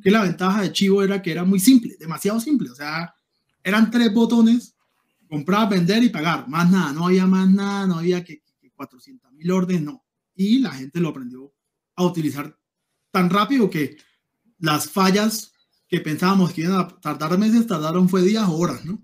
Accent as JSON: {"language": "Spanish", "town": "Cúcuta", "region": "Norte de Santander", "country": "Colombia", "also_born_or_lived": "Venezuela", "said": "yo soy cucuteño venezolano"}